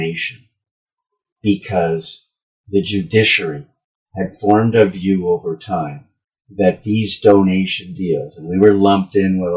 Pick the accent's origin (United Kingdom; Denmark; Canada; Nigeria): Canada; the Maritimes; moved away; I grew up in the Maritimes